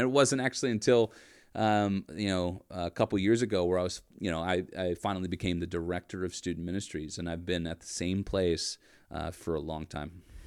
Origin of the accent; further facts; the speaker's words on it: Erie, Pennsylvania, United States; I grew up in Erie, P